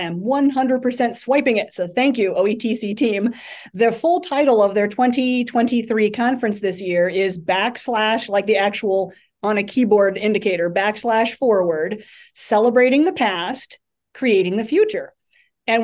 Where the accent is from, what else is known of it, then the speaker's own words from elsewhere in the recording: Roaming Shores, Ohio, United States; I grew up out in Northeastern Ohio, and it was a tiny little community called Roaming Shores